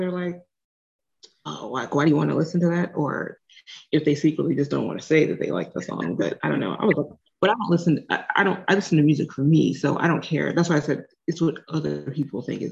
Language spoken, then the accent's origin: English; Arizona, United States; I grew up in Arizona